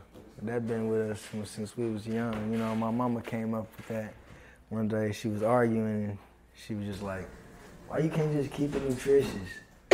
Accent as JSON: {"language": "English", "town": "Tulsa", "region": "Oklahoma", "country": "United States", "tie": "born or raised there", "said": "I'm from Tulsa."}